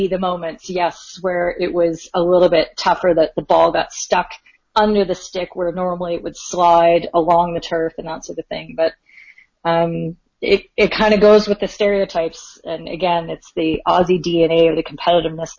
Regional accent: Canada; I'm Canadian

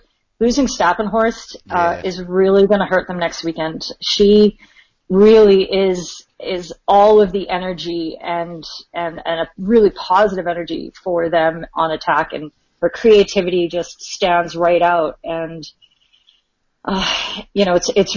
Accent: Canada; I'm Canadian

